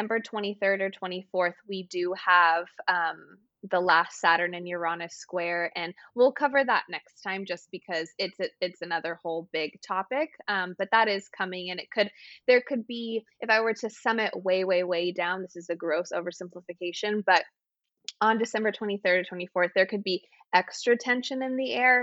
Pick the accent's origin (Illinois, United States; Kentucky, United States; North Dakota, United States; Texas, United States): Texas, United States; moved away; I'm from Texas originally, and I have lived in places with long winters